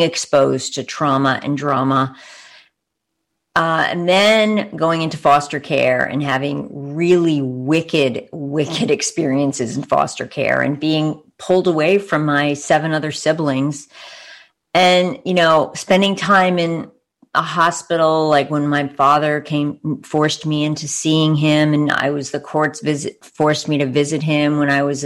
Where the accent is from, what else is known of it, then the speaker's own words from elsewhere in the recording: Long Island, New York, United States; moved away as an adult; now in Bay Area, United States; I'm from Long Island, New York